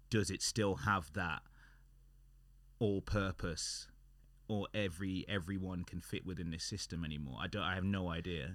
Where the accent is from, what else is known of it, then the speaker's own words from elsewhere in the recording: United Kingdom; we're British and we're working, working in the U K